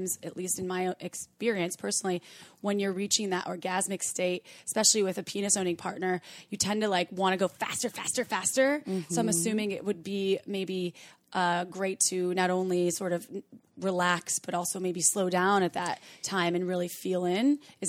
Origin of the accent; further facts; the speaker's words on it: Wisconsin, United States; I'm from Wisconsin, and I'm scared of chakras.